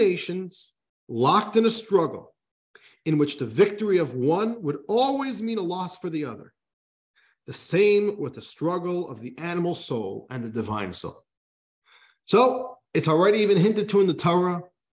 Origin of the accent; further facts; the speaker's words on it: New York, United States; We're from New York